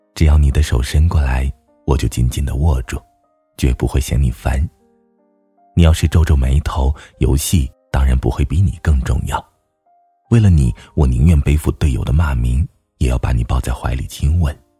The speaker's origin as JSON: {"language": "Chinese", "region": "northern China", "country": "China", "moved": "yes", "said": "作为北方人，我正在经历一个没有雪的冬天"}